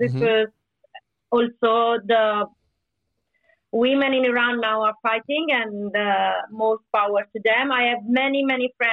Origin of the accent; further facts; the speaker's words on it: Sardinia, Italy; I belong to a region that is called Sardinia, which is in the center of Mediterranean